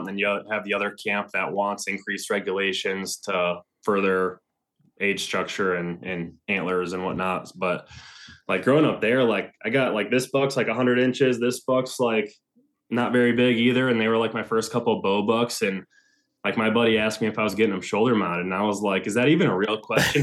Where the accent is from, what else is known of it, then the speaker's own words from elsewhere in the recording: Northern Michigan, United States; moved away as an adult; also born or lived in Ann Arbor, Michigan; now in Ohio, United States; I'm currently living in North Central Ohio. Um, I'm originally from Northern Michigan